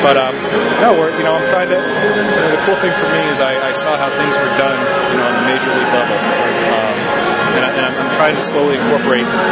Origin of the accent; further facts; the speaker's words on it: Sudbury, Massachusetts, United States; I was born and raised out in Sudbury, and it was a good opportunity to come home